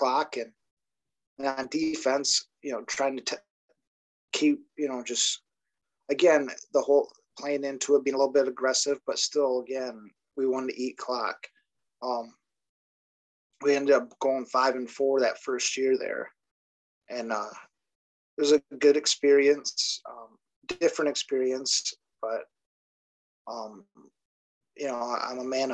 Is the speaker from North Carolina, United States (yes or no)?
no; Monroe, Michigan, United States; also born or lived in Ohio; I'm a graduate of St. Mary Catholic Central High School in Monroe, Michigan. And that's actually where I coach now